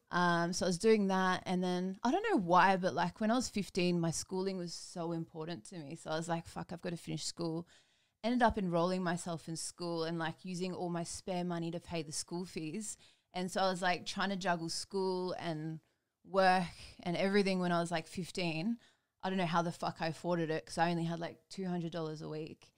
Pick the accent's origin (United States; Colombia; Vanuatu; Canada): Vanuatu; moved away; I grew up in Vanuatu